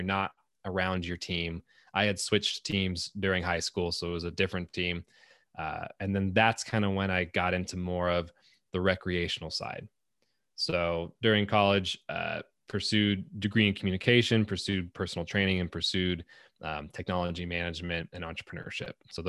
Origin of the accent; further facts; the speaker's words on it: Antelope Valley, California, United States; At the time I was growing up in Antelope Valley, so SoCal.